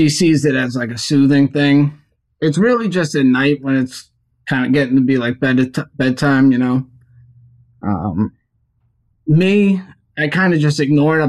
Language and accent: English; Long Island, New York, United States; now in Florida, United States; I'm from Long Island